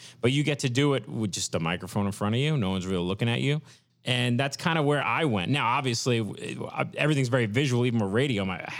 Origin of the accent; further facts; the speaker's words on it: New York City, New York, United States; moved away as an adult; also born or lived in Florida / Texas / Kansas City / Philadelphia; now in Bayonne, United States; So I grew up in Brooklyn